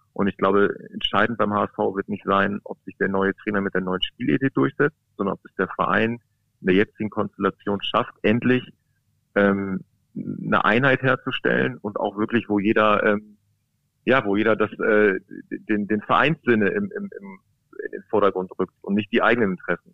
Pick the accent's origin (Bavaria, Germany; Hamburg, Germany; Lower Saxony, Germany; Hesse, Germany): Lower Saxony, Germany; Braunschweig region; bin ja quasi ein Kind der Region